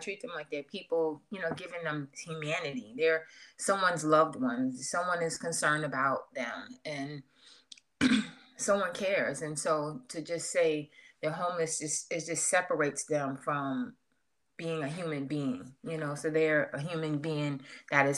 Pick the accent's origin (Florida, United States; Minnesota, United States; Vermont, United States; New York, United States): New York, United States; New York City; now in Atlanta, United States; originally I'm from New York. From Queens, New York